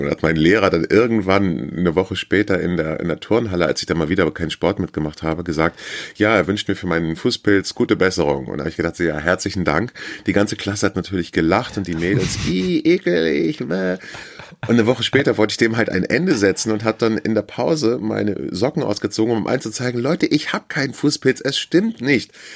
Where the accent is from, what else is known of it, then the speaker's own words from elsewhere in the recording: Northern Germany, Germany; also born or lived in Hamburg; wir als Norddeutsche